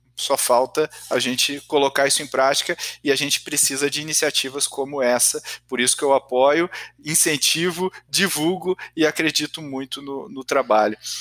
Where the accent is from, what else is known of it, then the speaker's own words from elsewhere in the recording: Brazil; enquanto brasileiros